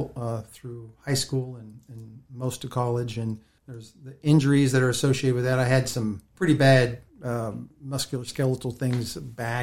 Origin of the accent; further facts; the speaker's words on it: New Mexico, United States; moved away as an adult; now in Virginia, United States; I grew up in New Mexico. I was born in New Mexico, and we moved around